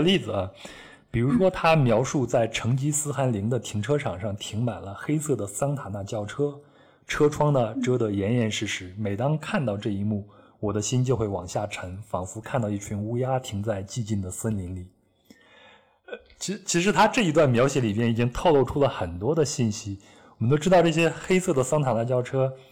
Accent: Henan, China; moved away; 小时候生活在河南山区的小孩子

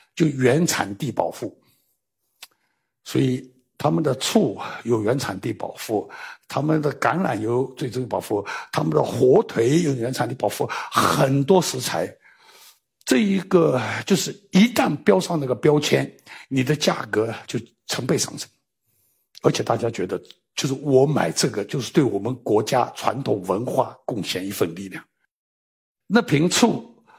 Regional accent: China; 我们中国人一直说，先喂

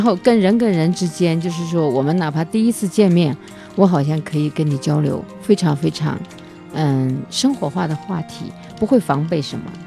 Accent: China; also born or lived in Chengdu; now in Lijiang, China; 我们老家那边的云，就是我们在三峡

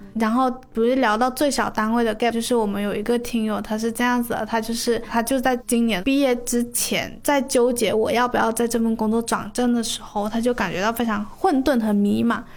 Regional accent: Guangdong, China; 就是身为广东人呢，就是大家都会选择在上火热气的时候喝凉茶嘛

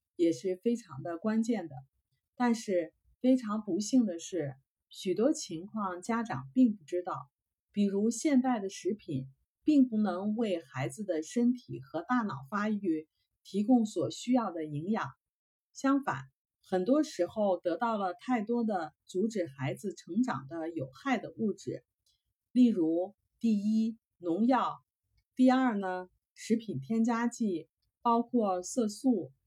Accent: China; now in Canada; 我们中国人是最注重教育的

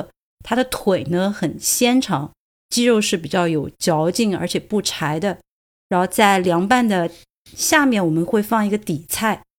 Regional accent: Sichuan, China; now in Dublin, Ireland; 我们四川人

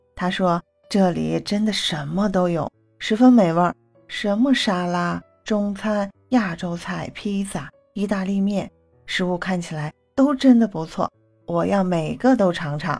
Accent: Xi'an, Shaanxi, China; now in South Korea; 我是韩国的西安宝妈

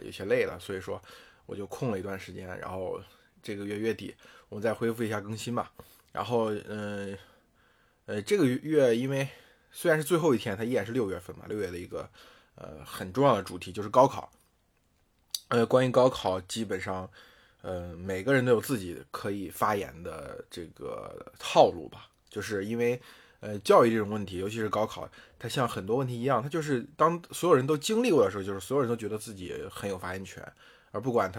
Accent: Henan, China; moved away as an adult; also born or lived in Beijing; 因为我是从河南考出来的嘛

